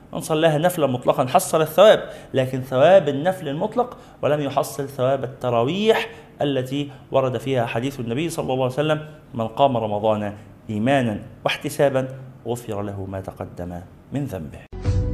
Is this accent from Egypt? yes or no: yes; Egypt; عندنا في مصر